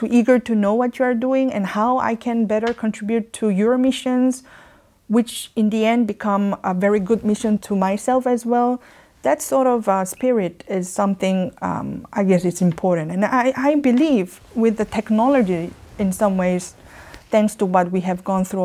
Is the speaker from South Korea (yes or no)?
yes; South Korea; moved away as an adult; now in Geneva, Switzerland; I had a very dynamic childhood and youth up to the time that I left Korea for my study.